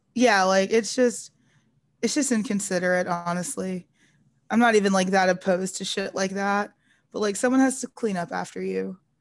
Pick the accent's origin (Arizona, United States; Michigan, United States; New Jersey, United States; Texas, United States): Texas, United States; North; I'm from North Texas